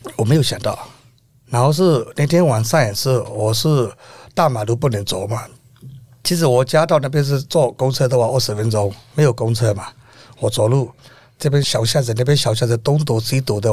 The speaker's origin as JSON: {"language": "Chinese", "country": "Myanmar", "moved": "yes", "lives_now": "Taiwan", "said": "我现在是五十四岁，我乃是缅甸"}